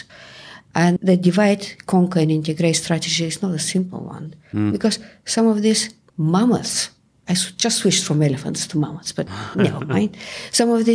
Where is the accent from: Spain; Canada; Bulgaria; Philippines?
Bulgaria; accent: Bulgarian; English is a second language; moved away as an adult; now in England, United Kingdom; I moved from Bulgaria to England about 30 years ago. And you can hear that even 30 years later, I still have the Bulgarian accent.